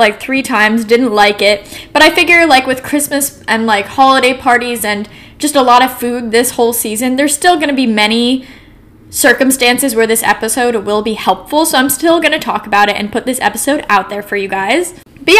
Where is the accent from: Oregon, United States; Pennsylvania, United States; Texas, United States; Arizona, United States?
Oregon, United States; Portland; also born or lived in San Francisco, California / New York City; I'm from Portland, Oregon, so I moved back to the West Coast